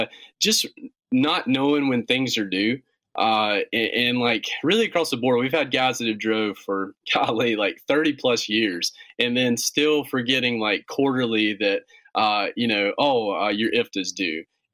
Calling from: Gastonia, North Carolina, United States; Right in North Carolina. We're in a little town called Gastonia, North Carolina. It's just about 25 minutes west of Charlotte.

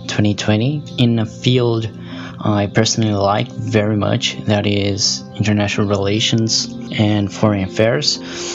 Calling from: Brazil; I'm recording this from Brazil.

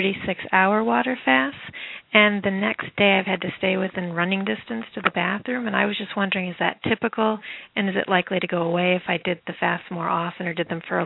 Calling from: Massachusetts, United States; calling from Massachusetts.

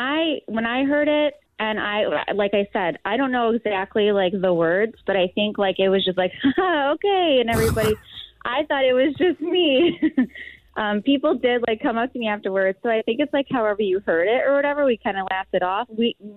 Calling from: Illinois, United States

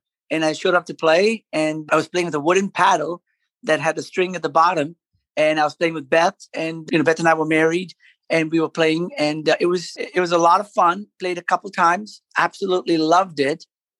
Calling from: Owensboro, Kentucky, United States; I'm joining you from, I'm sitting in on top of a garage in Owensboro, Kentucky.

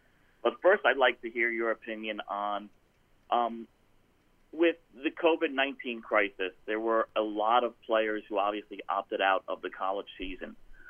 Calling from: Atlanta, Georgia, United States; from Atlanta.

